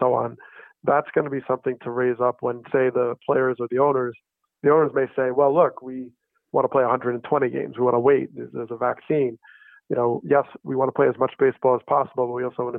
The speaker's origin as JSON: {"language": "English", "region": "New Jersey", "country": "United States", "tie": "born or raised there", "said": "I grew up in New Jersey"}